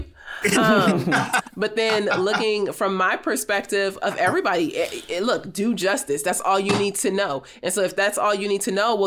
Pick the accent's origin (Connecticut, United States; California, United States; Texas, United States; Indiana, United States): California, United States; Los Angeles; also born or lived in North Hollywood / South Africa; I grew up in Los Angeles, California, and grew up actually in an area called South Central Los Angeles.